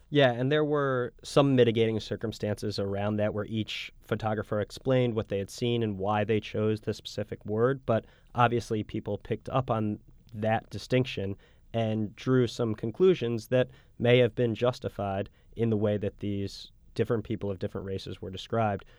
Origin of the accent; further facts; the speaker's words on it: United States; as an American